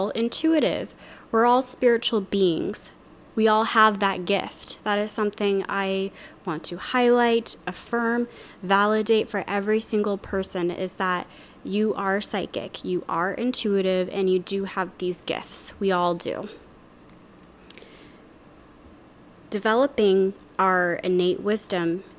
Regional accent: Louisiana, United States; now in Seattle, United States; I live in Seattle, Washington. I'm from Louisiana originally

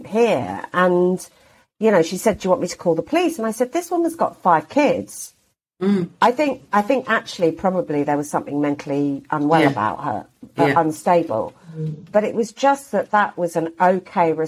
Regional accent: Hastings, South East England, United Kingdom; moved away as an adult; now in Spain; we grew up with my white English mother in a very white town

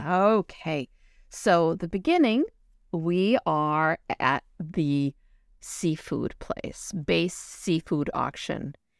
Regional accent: New Bedford, Massachusetts, United States; I grew up in New Bedford

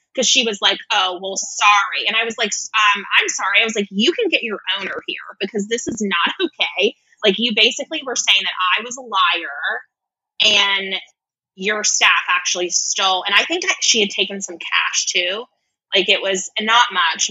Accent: United States; I'm clearly American

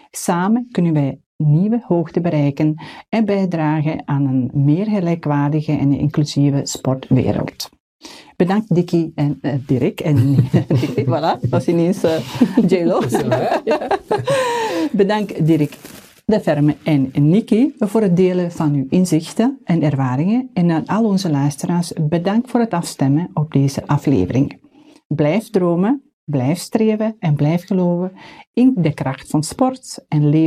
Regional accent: Flanders, Belgium; Ja, en wij als Vlamingen blijven bescheiden.

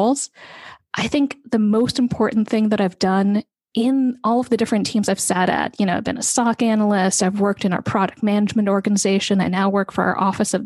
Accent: Bay Area, California, United States; kid who was growing up in the Bay Area

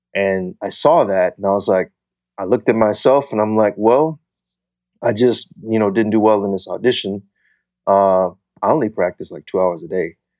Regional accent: Fort Smith, Arkansas, United States; also born or lived in Wichita Falls, Texas; I was born in Wichita Falls, Texas, and I moved to Fort Smith, Arkansas when I was about two years old

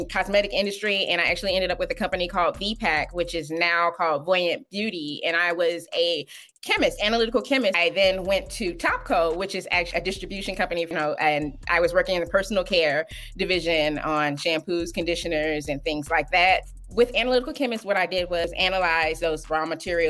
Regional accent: Richton Park, Illinois, United States; now in Frankfort, United States; I grew up in Richland Park, Illinois, and I am currently in Frankfort, Illinois

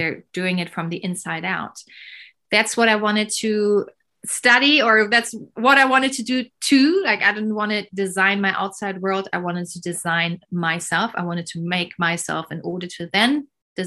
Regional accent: Berlin, Germany; I was born in Berlin in the 80s, early 80s.

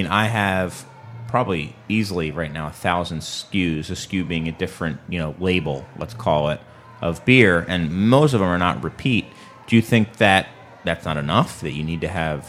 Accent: Philadelphia, Pennsylvania, United States; now in Chicago, United States; it used to be Philadelphia for like ever. I'm a little sad that my hometown has dropped to number two

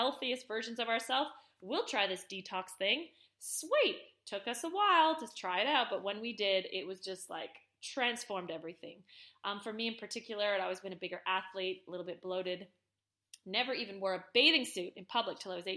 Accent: Canada; I'm Canadian

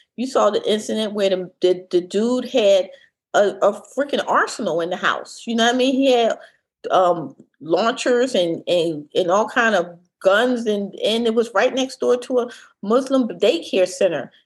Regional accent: Philadelphia, Pennsylvania, United States; I'm from Philly

